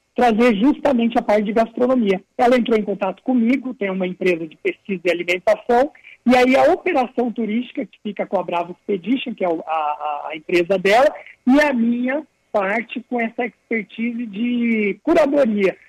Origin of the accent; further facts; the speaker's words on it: Campo Grande, Mato Grosso do Sul, Brazil; moved away; also born or lived in São Paulo / Barcelona; Campo Grande, que é a cidade onde eu nasci e que eu estou residindo nesse período de, de pandemia